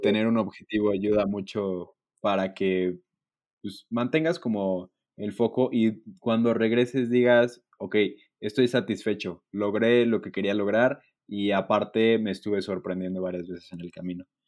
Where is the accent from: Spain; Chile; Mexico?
Mexico; Bastante agradecidos y afortunados de ser mexicanos y vivir en México